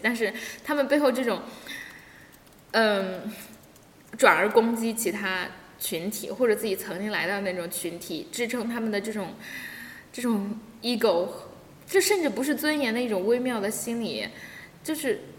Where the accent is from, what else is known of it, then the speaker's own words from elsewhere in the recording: China; 我们中国人到国外